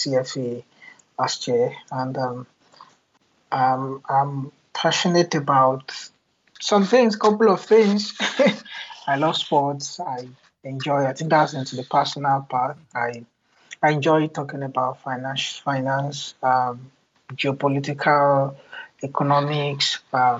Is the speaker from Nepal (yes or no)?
no; Nigeria; moved away as an adult; now in United Kingdom; I'm a Nigerian.